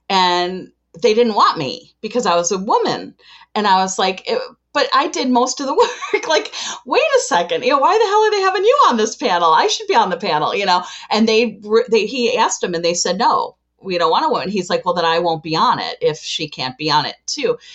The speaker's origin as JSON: {"language": "English", "town": "Chicago", "region": "Illinois", "country": "United States"}